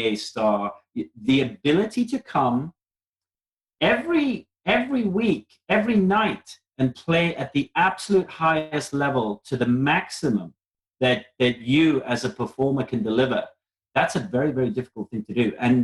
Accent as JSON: {"language": "English", "country": "South Africa", "tie": "born or raised there", "said": "I was brought up in South Africa"}